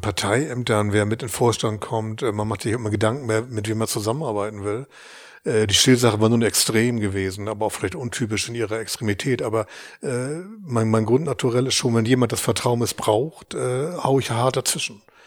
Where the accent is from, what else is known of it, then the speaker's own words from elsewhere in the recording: Hamburg, Germany; ich bin, bin in Hamburg geboren, äh, wer Hamburg gut kennt, im Nordosten, in den Walddörfern